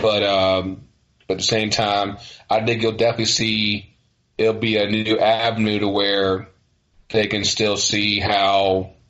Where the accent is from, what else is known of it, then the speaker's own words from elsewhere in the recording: Virginia, United States; me growing up in Virginia